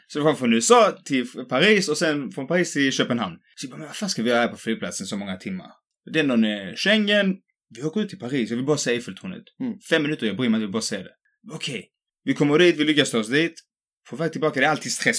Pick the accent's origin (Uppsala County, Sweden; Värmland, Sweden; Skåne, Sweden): Skåne, Sweden; accent: bred skånska; jag pratar skånska